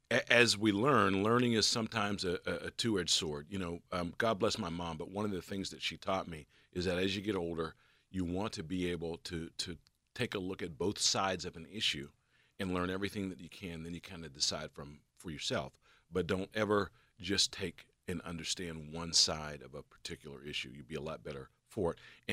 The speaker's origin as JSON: {"language": "English", "town": "Pittsburgh", "region": "Pennsylvania", "country": "United States", "tie": "born or raised there", "also_born_or_lived": "Philadelphia", "said": "Yeah, so I'm a Homewood kid, born and raised in Pittsburgh, bounced around a little bit. But when I joined the government, joined the Secret Service, I started in Philadelphia."}